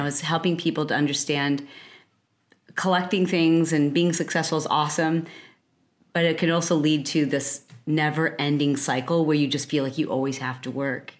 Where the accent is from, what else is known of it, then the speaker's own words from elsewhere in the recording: Michigan, United States; also born or lived in Detroit, Michigan; I grew up in Michigan. From the Midwest